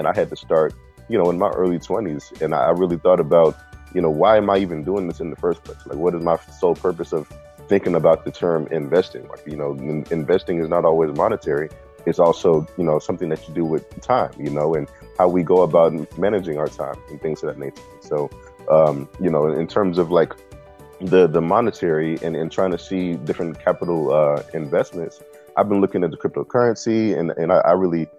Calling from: Rock Hill, South Carolina, United States; I am in Rock Hill, South Carolina, right south of Charlotte, North Carolina. So right on the state line.

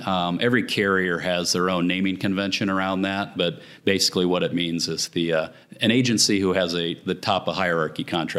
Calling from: Dallas, Texas, United States; Dallas, Texas.

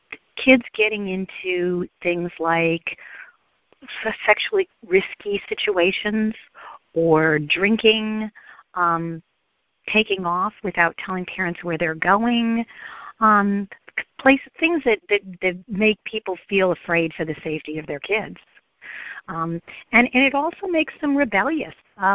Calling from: Atlanta, Georgia, United States; I'm calling from the Metro Atlanta, Georgia area.

